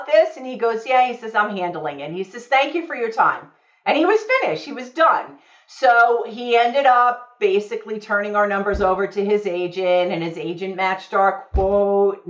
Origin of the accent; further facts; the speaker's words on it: New York, United States; moved away; also born or lived in South Florida; I'm from New York originally.